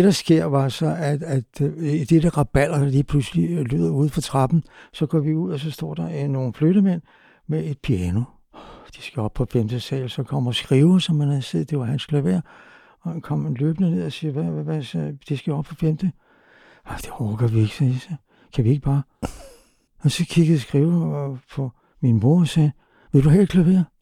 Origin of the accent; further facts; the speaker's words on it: Copenhagen, Capital Region of Denmark, Denmark; Jeg er simpelthen vokset på Amager